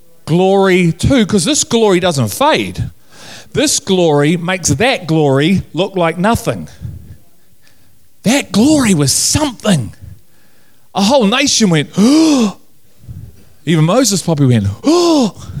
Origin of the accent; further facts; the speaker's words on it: Liverpool, North West England, United Kingdom; I'm from Liverpool, we talk like that.